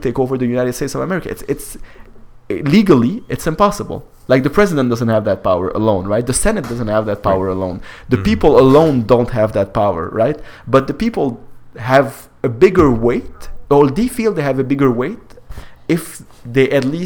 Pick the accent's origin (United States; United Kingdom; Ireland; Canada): Canada; I am Canadian